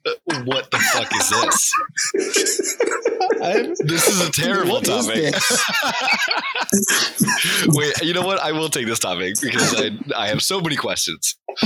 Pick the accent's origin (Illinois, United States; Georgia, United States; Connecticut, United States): Connecticut, United States; I grew up in Connecticut and I never had training wheels.